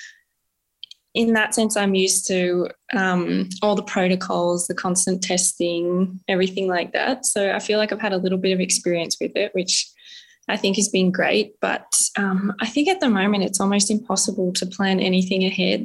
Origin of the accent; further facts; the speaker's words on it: Canberra, Australian Capital Territory, Australia; I grew up in Canberra, so pretty close to the ski fields